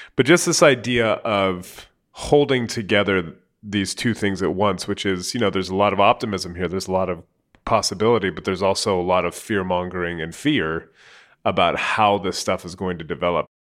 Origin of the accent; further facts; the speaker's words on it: San Jose, California, United States; I grew up in San Jose